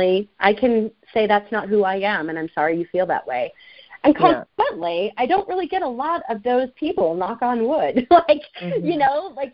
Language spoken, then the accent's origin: English; the South, United States; I was raised in the South